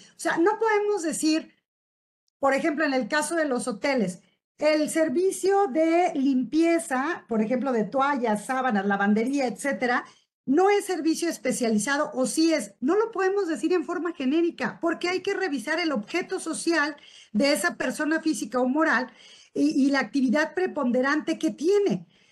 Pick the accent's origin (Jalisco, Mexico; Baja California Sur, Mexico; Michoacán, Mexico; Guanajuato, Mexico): Michoacán, Mexico; Uruapan; soy de Uruapan, Michoacán, que estamos en la capital mundial del aguacate